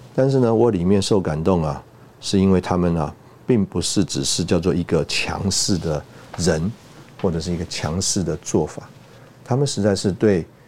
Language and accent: Chinese; Taiwan; 我们出来台湾长大的这个人